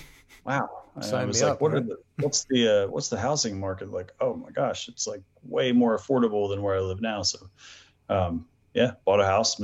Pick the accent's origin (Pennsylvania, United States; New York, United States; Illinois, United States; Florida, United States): Pennsylvania, United States; outside of Philadelphia; moved away as an adult; now in Ocean City, Maryland, United States; Cause I grew up outside of Philadelphia